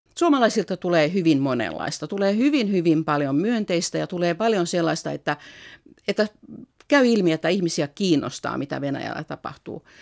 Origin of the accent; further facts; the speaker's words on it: Finland; moved away as an adult; also born or lived in Russia; olen Suomesta